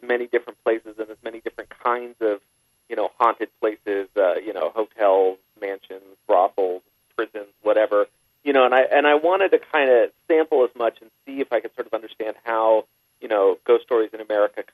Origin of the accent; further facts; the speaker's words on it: San Jose, California, United States; I grew up in San Jose, California, near the Winchester Mystery House